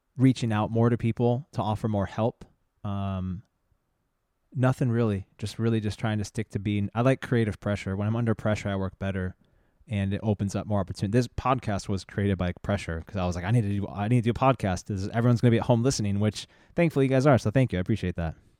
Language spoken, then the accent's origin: English; San Diego, California, United States; also born or lived in La Jolla; I grew up in San Diego and La Jolla